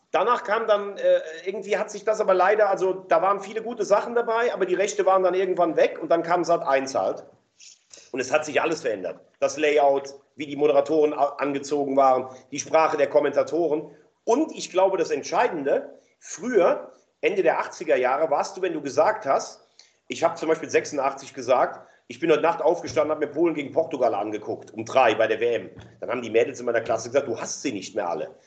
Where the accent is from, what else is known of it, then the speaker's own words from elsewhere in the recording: Rhineland, Germany; CH können wir auch nicht sprechen im Rheinland.